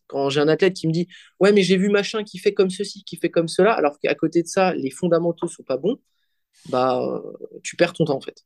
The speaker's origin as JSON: {"language": "French", "country": "Belgium", "said": "je suis belge, je fais de la comp en Belgique"}